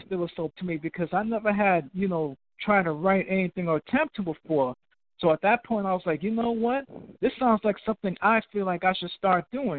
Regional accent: New York City, New York, United States; I'm from Brooklyn, New York

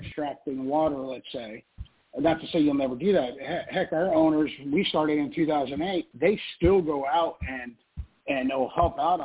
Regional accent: South Florida, United States; I grew up in South Florida

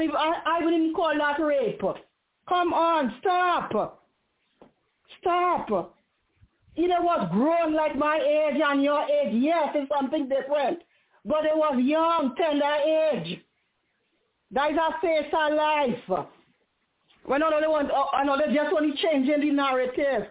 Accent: Trinidad & Tobago; I'm a Trinidadian

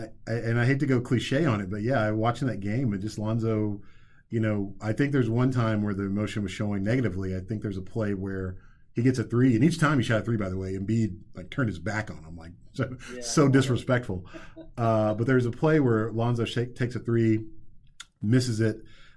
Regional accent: Texas, United States; I'm going to totally generalize here as a Texan

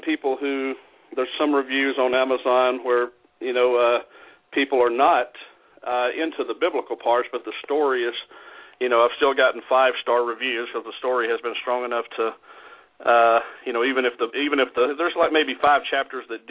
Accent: Alabama, United States; now in Milwaukee, United States; And I'm from Alabama. I live in Milwaukee, but I grew up in Alabama

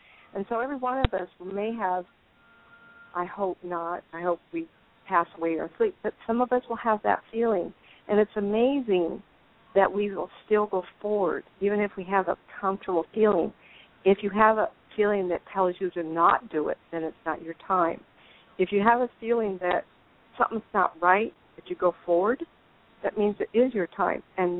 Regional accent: Inglewood, California, United States; born there; I think it's real interesting that I was born in Inglewood. My parents lived in Hollywood.

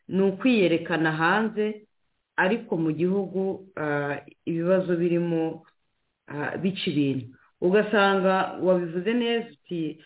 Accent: Rwanda; twese turi abanyarwanda

